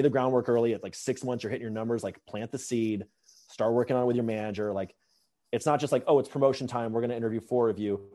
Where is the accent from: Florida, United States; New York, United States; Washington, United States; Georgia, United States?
Georgia, United States; Atlanta; moved away; also born or lived in Bay Area; I grew up in Atlanta